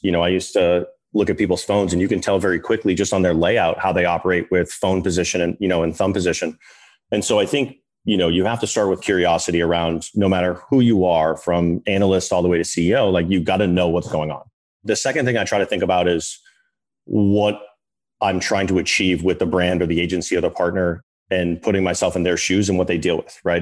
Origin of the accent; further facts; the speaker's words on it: Boston, Massachusetts, United States; I'm from Boston, North Shore